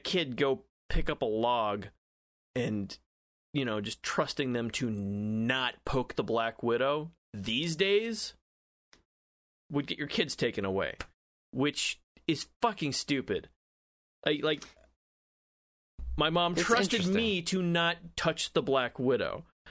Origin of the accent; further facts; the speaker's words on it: Southwest, United States; when I was a kid growing up in the South, literally fucking everything was poisonous growing up in the U.S. Southwest.